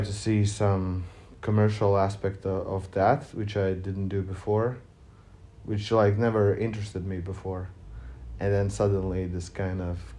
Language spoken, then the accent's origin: English; Riga, Latvia; I'm from Riga